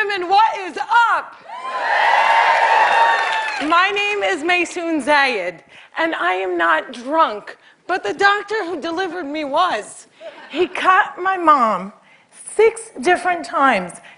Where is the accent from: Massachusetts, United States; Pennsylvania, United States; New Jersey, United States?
New Jersey, United States; Cliffside Park; Cliffside Park, New Jersey is my hometown